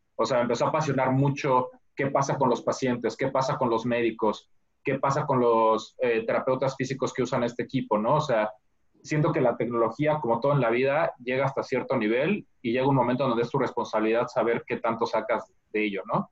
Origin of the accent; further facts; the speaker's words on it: Mexico City, Mexico; now in United States; yo soy mexicano, nací y crecí en, la Ciudad de México